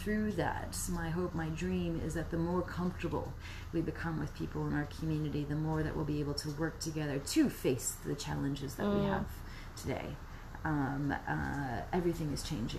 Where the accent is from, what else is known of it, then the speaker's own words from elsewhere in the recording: United States; moved away as an adult; also born or lived in New Zealand; growing up in the U.S. too, like, yes, I'm from that culture